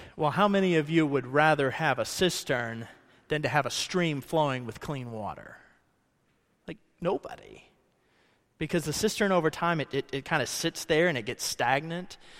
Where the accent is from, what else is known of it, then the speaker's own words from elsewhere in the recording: Ohio, United States; now in Kentucky, United States; I grew up in Ohio